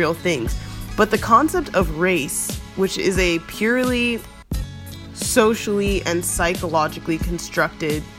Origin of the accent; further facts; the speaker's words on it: the South, United States; I was raised in the South